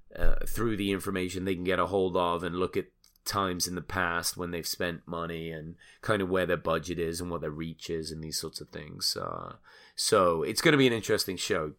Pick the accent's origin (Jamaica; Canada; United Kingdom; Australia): United Kingdom; England; now in United States; I'm obviously an immigrant. I'm English. I came here